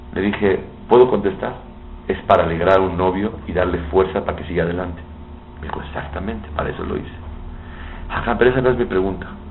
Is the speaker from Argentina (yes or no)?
no; Mexico; soy de México, soy alumno del, alumno de su papá, el Rosh Shiva Biuni de México